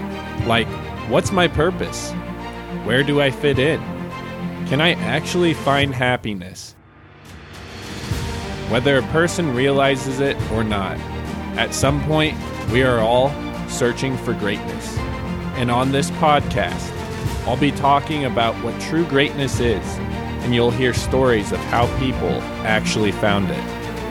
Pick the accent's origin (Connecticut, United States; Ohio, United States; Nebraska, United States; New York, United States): Nebraska, United States; I'm a farmer from Nebraska